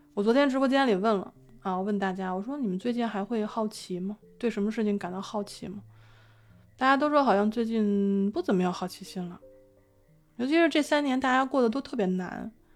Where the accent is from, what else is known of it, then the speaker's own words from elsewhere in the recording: Beijing, China; 我是在北京胡同儿和大杂院儿里长大的